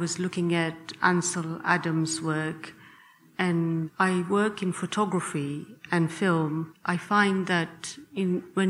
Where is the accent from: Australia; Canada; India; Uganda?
Uganda; I was born in Uganda